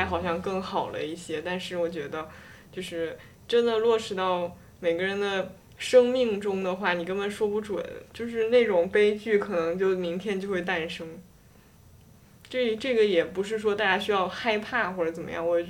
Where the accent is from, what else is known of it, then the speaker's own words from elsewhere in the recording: China; 还是就是因为我是一个中国人嘛